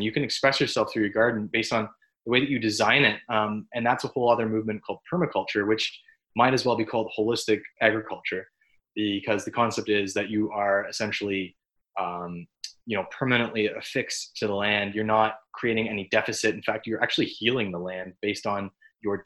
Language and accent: English; Orillia, Ontario, Canada; my hometown of Orillia